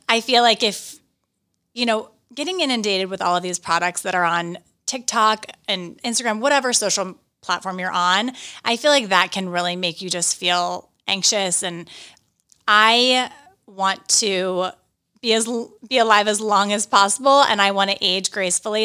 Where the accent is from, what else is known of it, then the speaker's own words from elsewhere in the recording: Johnstown, Pennsylvania, United States; also born or lived in New York; now in Westchester, United States; My hometown is Johnstown, Pennsylvania